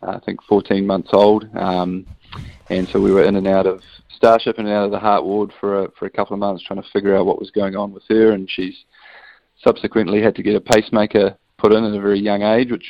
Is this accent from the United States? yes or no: no; New Zealand; as a Kiwi without a European passport